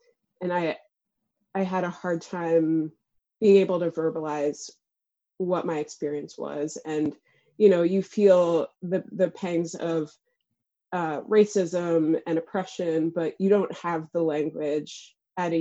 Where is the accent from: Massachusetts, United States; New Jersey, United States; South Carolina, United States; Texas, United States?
New Jersey, United States; moved away as an adult; now in Brooklyn, United States; I'm originally from Jersey, and I've been living in Brooklyn for about the last 6 years